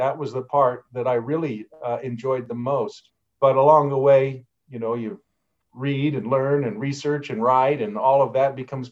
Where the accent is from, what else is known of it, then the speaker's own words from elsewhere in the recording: Baltimore, Maryland, United States; moved away; I grew up in Baltimore